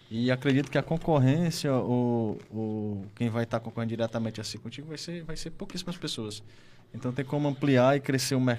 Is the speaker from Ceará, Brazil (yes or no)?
yes; Tejuçuoca, Ceará, Brazil; Eu sou de Tejuçuoca, cara. Isso eu comi muito.